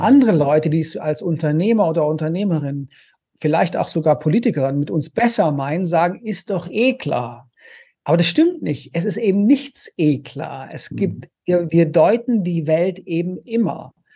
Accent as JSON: {"language": "German", "town": "Konstanz", "region": "Baden-Württemberg", "country": "Germany", "tie": "born or raised there", "also_born_or_lived": "Paris / Vienna / United States", "moved": "as an adult", "said": "ich komme ursprünglich aus Konstanz am Bodensee und hatte da eine wunderschöne Kindheit"}